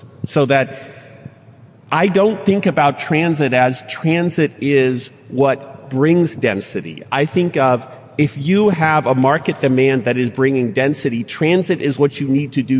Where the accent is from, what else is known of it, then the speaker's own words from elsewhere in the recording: Houston, Texas, United States; I'm from Houston, so we love making fun of Dallas.